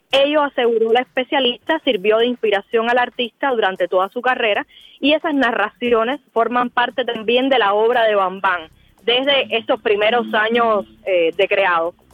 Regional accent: Cuba; nosotros como cubanos

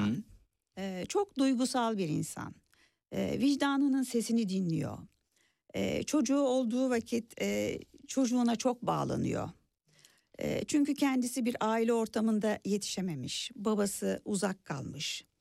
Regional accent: Burgazada, Istanbul, Turkey; Ee, adada yazam, yaşamıyorum da gençliğim adada

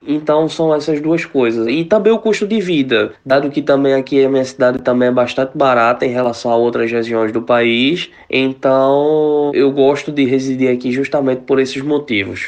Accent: Recife, Pernambuco, Brazil; moved away as an adult; now in Maykop, Russia; sou da cidade de Recife, em Pernambuco

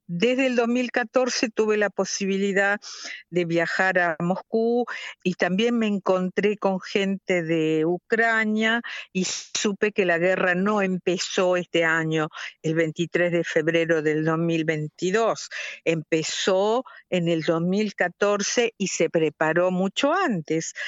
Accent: La Paz, Entre Ríos, Argentina; moved away as an adult; also born or lived in Moscow, Russia; now in Bern, Switzerland; la ciudad donde yo nací y crecí, que se llama la Paz, que es en, Argentina

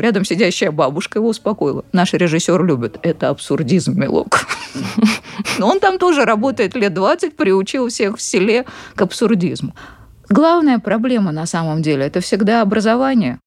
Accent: Tashkent, Uzbekistan; moved away; Я сама из Ташкента

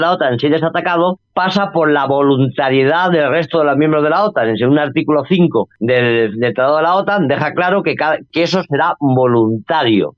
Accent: Spain; En el caso de España, por ejemplo, donde, de donde yo soy

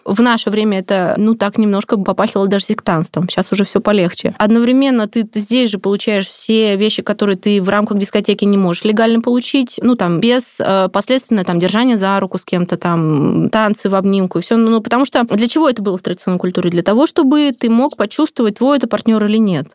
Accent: Siberia, Russia; я же сама из Сибири

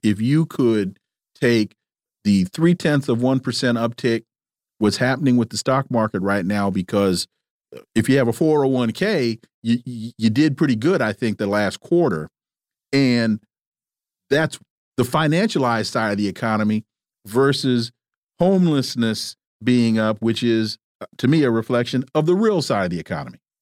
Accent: California, United States; moved away; I'm from California.

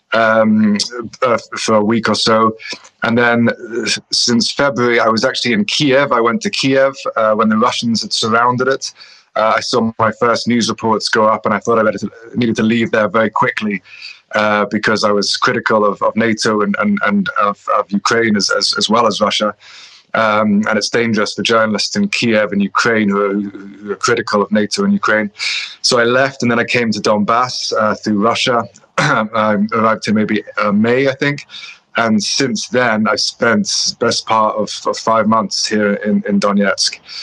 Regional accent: Scotland, United Kingdom; moved away; I'm Scottish.

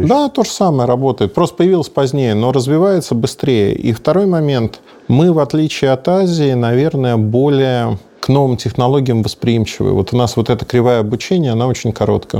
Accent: Russia; мы русские

